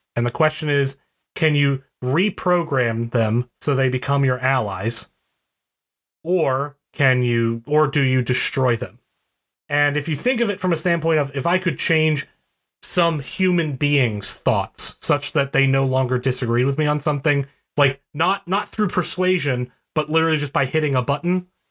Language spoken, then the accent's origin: English; West Virginia, United States; I'm from West Virginia.